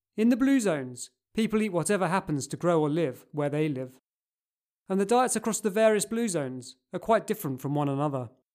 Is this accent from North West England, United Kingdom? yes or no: no; Cambridge, East of England, United Kingdom; growing up in Cambridge